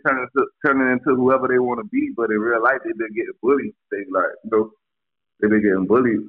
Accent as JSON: {"language": "English", "town": "Miami Gardens", "region": "Florida", "country": "United States", "said": "I'm from Cass City, the whole Cass City."}